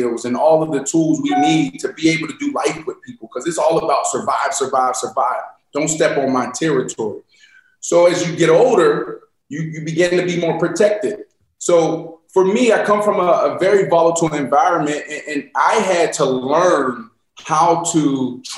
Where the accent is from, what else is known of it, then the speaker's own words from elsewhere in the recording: Pittsburgh, Pennsylvania, United States; I'm from Pittsburgh, Pennsylvania. And in my county, in my little town, East Liberty, Larmer Avenue